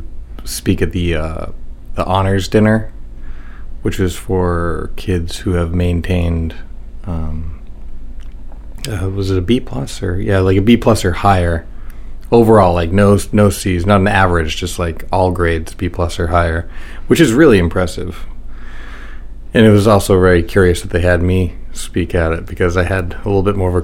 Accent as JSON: {"language": "English", "town": "York", "region": "Maine", "country": "United States", "tie": "born or raised there", "also_born_or_lived": "Dover, New Hampshire", "said": "I'm actually from Cape Neddick, which is just south of Ogunquit. So Cape Neddick, even though it has its own post office, went to the York school system"}